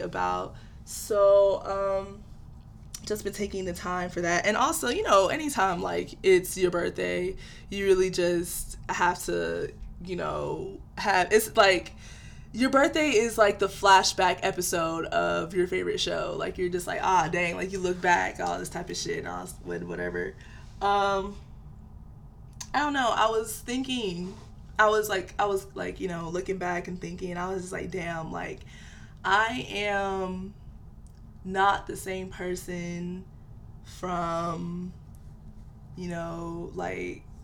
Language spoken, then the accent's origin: English; Nigeria; I'm Nigerian, and any Nigerian kid knows, like, our parents have these high, high, high expectations for us